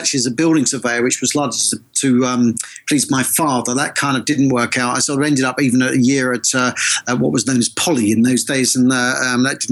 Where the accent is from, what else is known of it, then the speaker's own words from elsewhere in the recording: Essex, East of England, United Kingdom; moved away; also born or lived in London / Manchester / New York; I was brought up in Essex for my sins, but I've lived most of my life in either London, Manchester or New York.